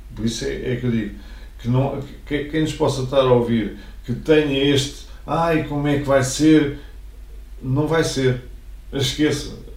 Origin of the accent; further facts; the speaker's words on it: Mafra, Lisbon, Portugal; Eu nunca saí de Mafra